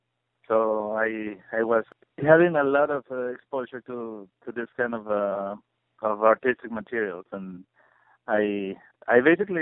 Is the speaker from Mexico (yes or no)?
yes; Puebla, Mexico; English is a second language; My passion, I think, comes from looking at a lot of books my mom had when I was growing up in Puebla, which is a small city south of Mexico City.